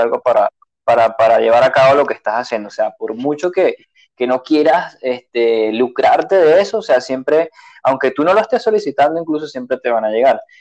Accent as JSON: {"language": "Spanish", "country": "Venezuela", "moved": "as an adult", "said": "desde que yo me fui hace tres años de Venezuela"}